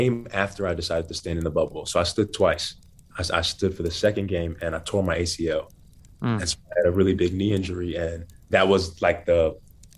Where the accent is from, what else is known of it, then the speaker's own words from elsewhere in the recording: Naples, Florida, United States; also born or lived in Bronx, New York; my parents split up when I was 10, and I moved from Black Bronx, New York to white Naples, Florida